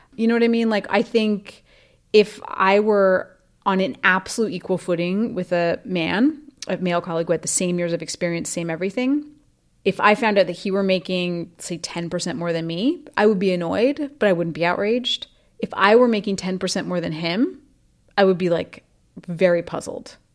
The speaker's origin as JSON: {"language": "English", "region": "Idaho", "country": "United States", "tie": "born or raised there", "said": "I grew up in Idaho, which is a very traditional place"}